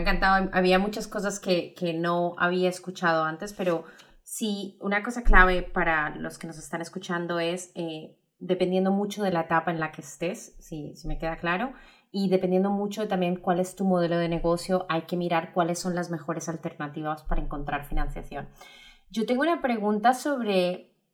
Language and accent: Spanish; Colombia; moved away; yo como colombiana lo veo en, muchos de mi, familia que todavía está en Colombia